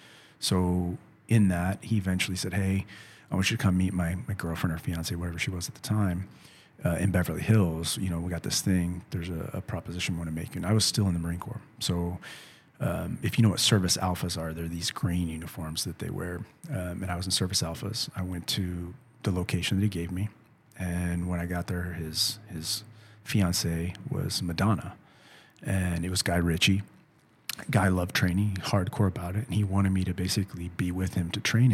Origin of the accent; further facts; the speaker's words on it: San Luis Potosí, Mexico; So I learned the song because I'm from San Luis.